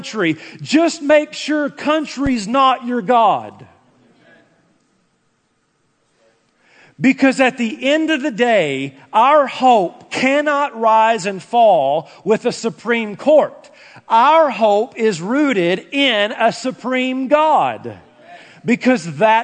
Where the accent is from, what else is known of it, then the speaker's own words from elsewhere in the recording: United States; as an American